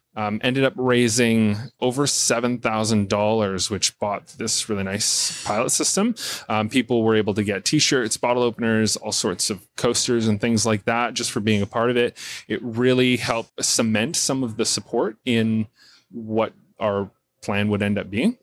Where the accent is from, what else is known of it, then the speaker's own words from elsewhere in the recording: Port Alberni, British Columbia, Canada; moved away as an adult; I wanted to move back to my hometown where I was born and raised